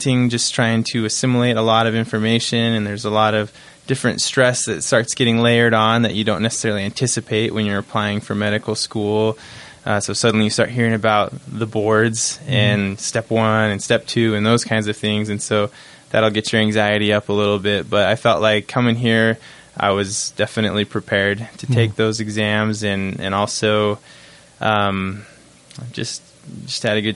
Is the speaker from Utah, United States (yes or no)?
yes; Bountiful, Utah, United States; also born or lived in Provo, Utah; I'm from Bountiful, Utah originally. Grew up there.